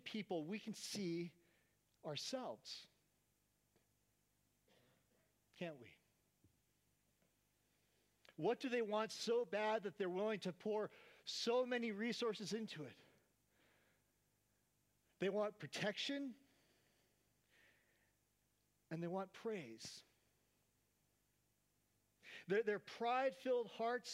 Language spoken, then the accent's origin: English; Oakland, California, United States; Growing up in Oakland, California